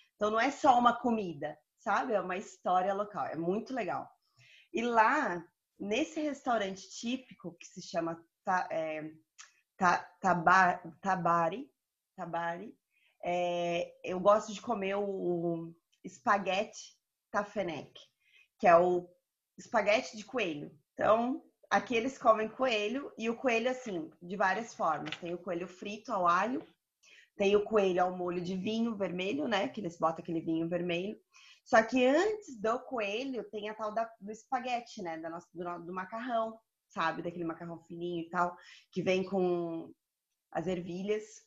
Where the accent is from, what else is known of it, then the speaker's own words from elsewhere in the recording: Joinville, Santa Catarina, Brazil; moved away as an adult; also born or lived in Denmark / Lebanon / Qatar / Rio de Janeiro; now in Malta; Eu sou de Santa Catarina, do sul do Brasil, Joinville